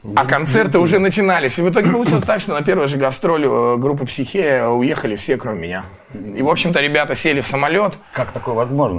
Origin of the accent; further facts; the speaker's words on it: Russia; мы из России